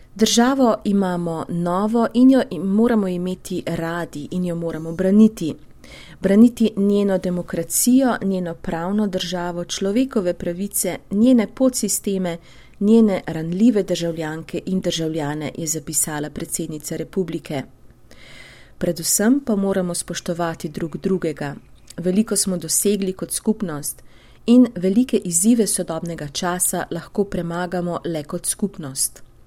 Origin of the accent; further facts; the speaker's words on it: Slovenia; smo Slovenci